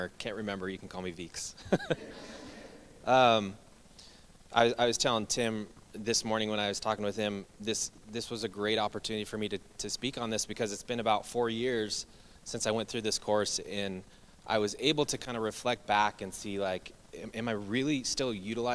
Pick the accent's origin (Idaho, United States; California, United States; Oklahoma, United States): Idaho, United States; Treasure Valley; I grew up here in the Treasure Valley.